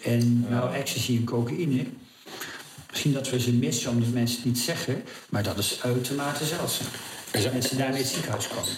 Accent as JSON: {"language": "Dutch", "area": "Oude-Tonge / Goeree-Overflakkee", "region": "South Holland", "country": "Netherlands", "said": "ik kom van Oldgersplaat"}